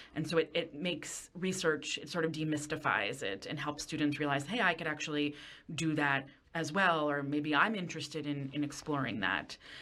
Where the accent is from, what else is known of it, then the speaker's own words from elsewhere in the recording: Westchester County, New York, United States; I grew up in Westchester County